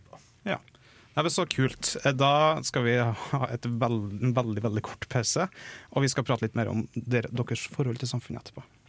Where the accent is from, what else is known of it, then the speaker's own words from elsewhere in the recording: Trøndelag, Norway; jeg er trønder